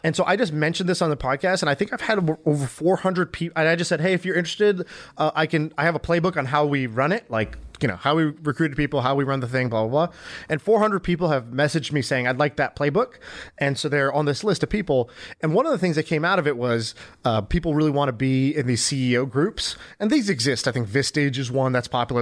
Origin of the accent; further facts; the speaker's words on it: United States; I grew up in America, but I didn't do Boy Scouts